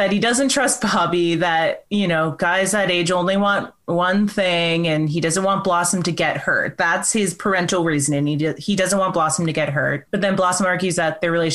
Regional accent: Canada; we coached ice skating together because I'm Canadian. I coached ice skating

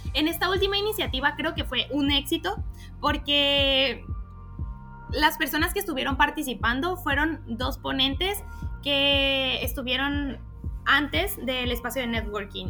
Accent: Mexico; now in Ecuador; como se diría en México, de donde yo soy

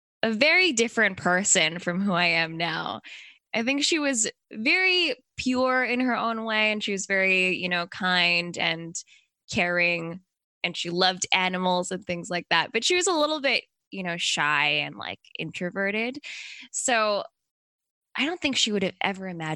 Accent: Canada; moved away as an adult; now in Tokyo, Japan; I was growing up in Canada

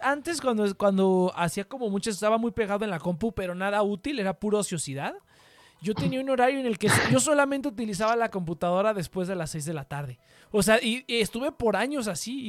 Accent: Mexico; accent: Mexican; este vato es mexicano

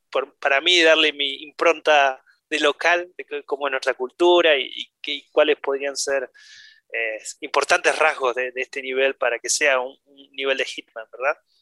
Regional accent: Argentina; now in Denmark; yo como argentino

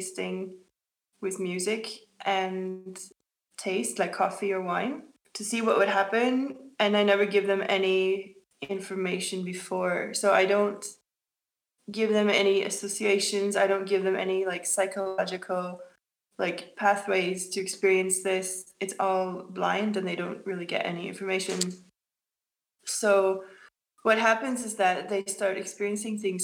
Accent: Oslo, Norway; I'm from Oslo

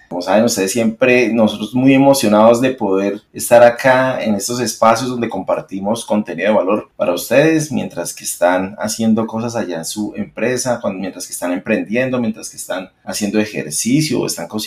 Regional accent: Colombia; de pronto como colombianos o que de pronto tenemos que ser algo en especial para lograr eso

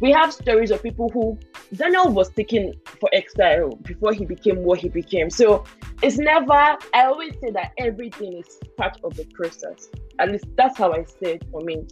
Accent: Nigeria; moved away as an adult; also born or lived in Sweden; now in Germany; when I was moving from Nigeria to Sweden

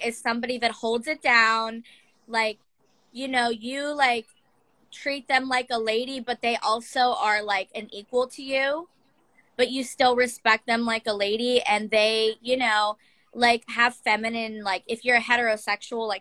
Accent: Youngstown, Ohio, United States; I am from Youngstown, Ohio, so we call it the Yo.

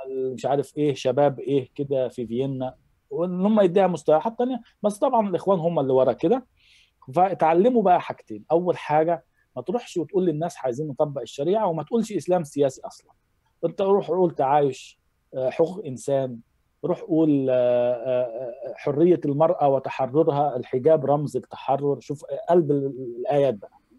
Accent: Giza, Giza Governorate, Egypt; born or raised there; moved away as an adult; now in Germany

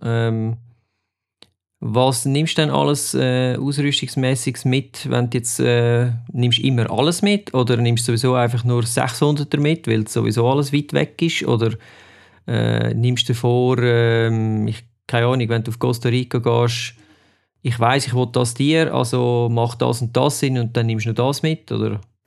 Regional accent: Switzerland; bei uns in der Schweiz

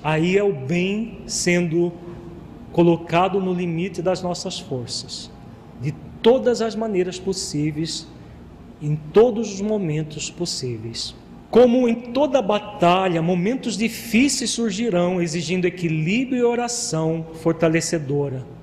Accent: Brazil; como brasileiros

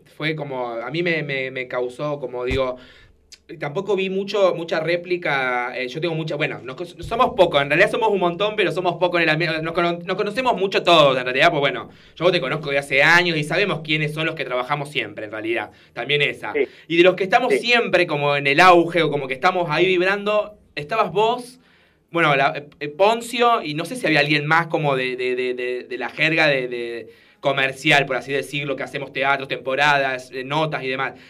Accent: Argentina; yo soy argentino

